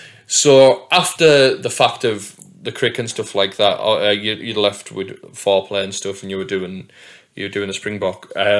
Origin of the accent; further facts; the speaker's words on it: Whitehaven, North West England, United Kingdom; Well, I'm from Whitehaven, obviously.